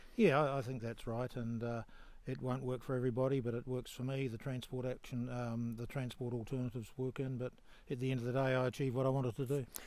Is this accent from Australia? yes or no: no; New Zealand; I'm from New Zealand